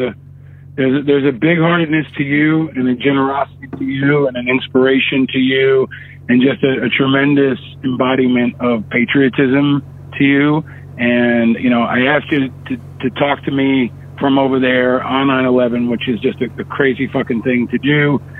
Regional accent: Upstate New York, United States; born or raised there; also born or lived in Manhattan, New York

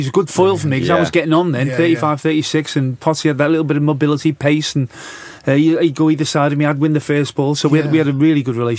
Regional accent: Bootle, North West England, United Kingdom; accent: Scouse; moved away as an adult; also born or lived in Canning Town; Canning Town was definitely posher than Bootle, where I was born.

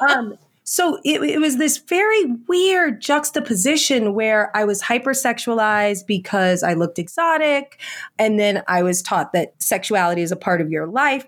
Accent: Indiana, United States; I was raised in Indiana

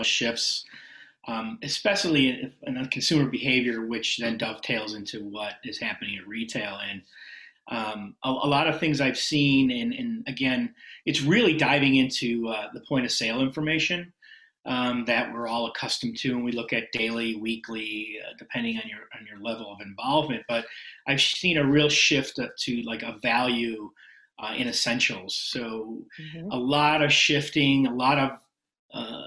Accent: Chicago, Illinois, United States; moved away as an adult; also born or lived in Wisconsin; I'm originally from Chicago area, went to school in Wisconsin

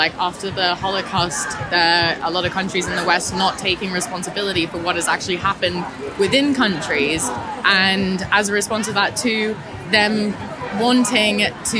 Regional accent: Australia; now in London, United Kingdom; I live in London. I moved from Australia a while ago, and I'm really passionate about it.

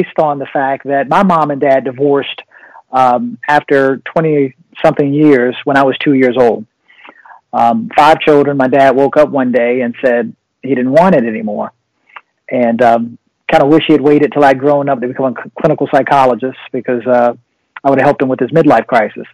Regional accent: Virginia, United States; I'm from Virginia

